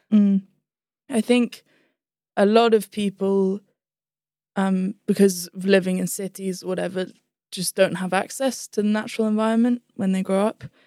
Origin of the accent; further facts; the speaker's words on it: London, United Kingdom; also born or lived in Gummidge; we started school in London, yeah, primary school.